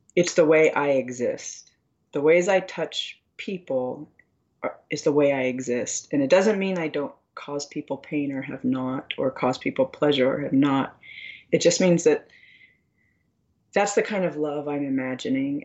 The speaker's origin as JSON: {"language": "English", "country": "United States", "tie": "born or raised there", "said": "I grew up on a reservation"}